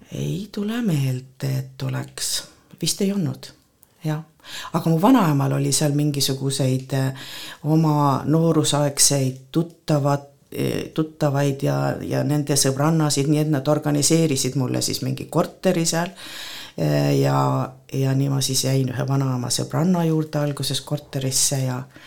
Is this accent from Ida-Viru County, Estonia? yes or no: yes; Kohtla-Järve, Ida-Viru County, Estonia; now in Põltsamaa, Estonia; ma sündisin Kohtla-Järvel